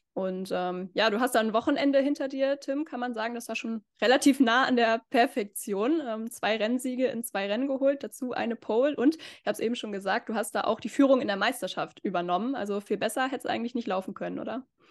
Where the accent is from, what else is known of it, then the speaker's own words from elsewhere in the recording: Northern Germany, Germany; Wir sind ja beide aus Norddeutschland